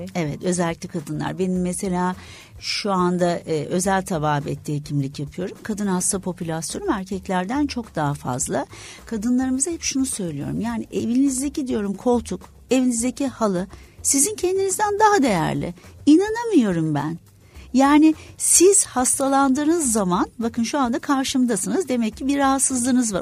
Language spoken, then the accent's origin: Turkish; İzmir, Turkey; Tabii şimdi İzmirliyim aslında suda büyüdük, denizde büyüdük